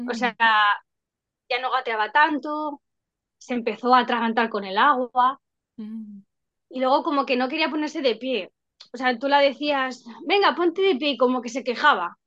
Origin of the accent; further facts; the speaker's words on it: Madrid, Community of Madrid, Spain; yo soy de Madrid